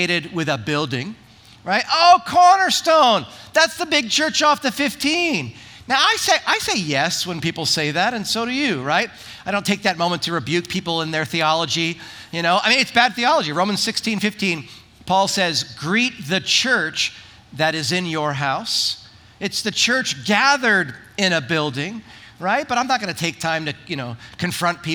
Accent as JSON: {"language": "English", "region": "New Jersey", "country": "United States", "moved": "yes", "lives_now": "Wildomar, United States", "said": "I'm from Jersey."}